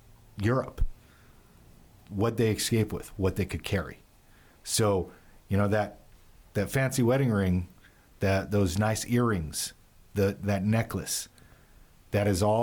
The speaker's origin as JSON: {"language": "English", "region": "California", "country": "United States", "tie": "born or raised there", "said": "You know, I grew up in Southern California."}